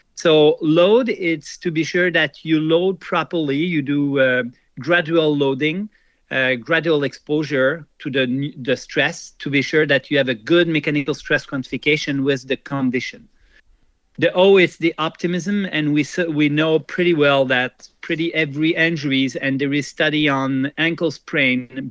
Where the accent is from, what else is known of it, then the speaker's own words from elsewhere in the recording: Quebec, Canada; also born or lived in Jura, Switzerland; I immigrated when I was young, 10 years old and uh, so I grew up in Canada, and I feel a lot more Canadian and Quebecer than uh, Swiss.